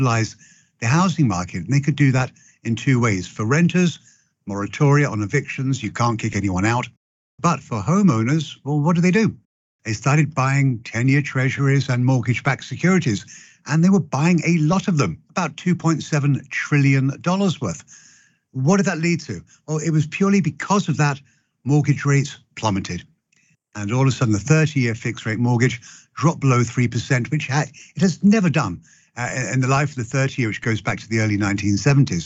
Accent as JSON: {"language": "English", "region": "London", "country": "United Kingdom", "tie": "born or raised there", "also_born_or_lived": "Oxford", "accent": "British", "moved": "as an adult", "lives_now": "United States", "said": "born and raised in London"}